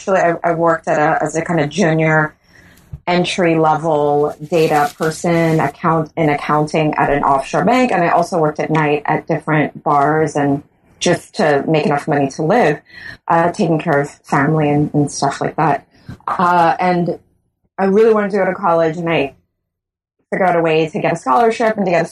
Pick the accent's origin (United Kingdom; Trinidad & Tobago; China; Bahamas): Bahamas; moved away as an adult; also born or lived in St. Augustine, Trinidad and Tobago; now in Trinidad and Tobago; I am born and raised in the Bahamas